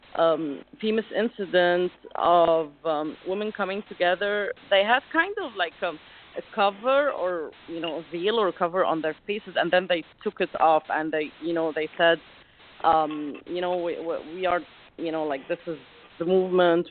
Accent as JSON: {"language": "English", "town": "Alexandria", "region": "Alexandria Governorate", "country": "Egypt", "said": "I come from Alexandria, Egypt, which is like a, a little city on the beach"}